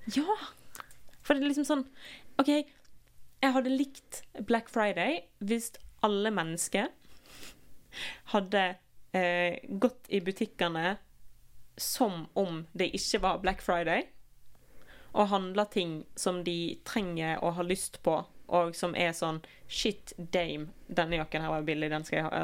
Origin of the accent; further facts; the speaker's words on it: Norway; vi er nordmenn